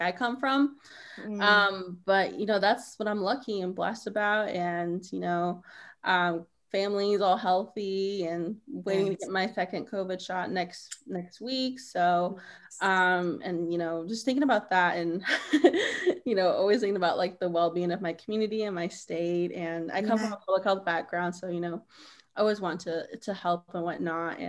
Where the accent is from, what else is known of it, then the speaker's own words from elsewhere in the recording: Kansas, United States; I'm Navajo and I'm from Kansas